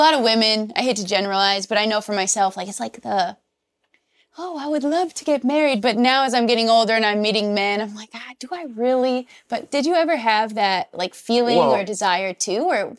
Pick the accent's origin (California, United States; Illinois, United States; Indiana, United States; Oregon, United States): Oregon, United States; now in Los Angeles, United States; In Oregon. I grew up in Oregon.